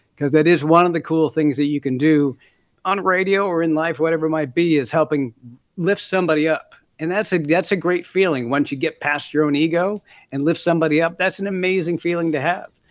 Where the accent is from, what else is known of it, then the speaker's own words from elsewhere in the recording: Minneapolis, Minnesota, United States; also born or lived in Canada; now in New Zealand; I grew up in Minneapolis for the most part